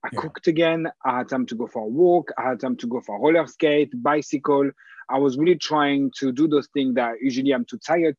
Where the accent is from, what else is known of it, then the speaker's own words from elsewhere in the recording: France; English is a second language; now in United Kingdom; I'm French.